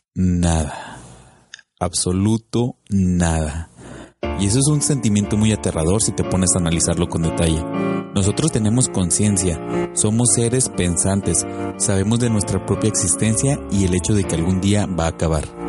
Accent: Monterrey, Nuevo León, Mexico; El Monterrey, de donde yo soy

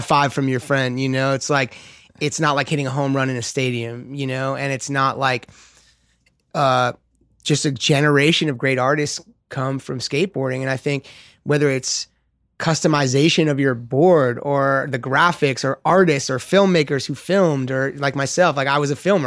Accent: Los Angeles, California, United States; I grew up skating in West L

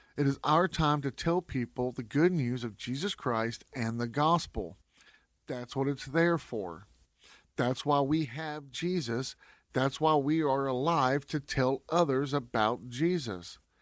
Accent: West Texas, United States; I'm from West Texas, so we don't usually get a lot of rain

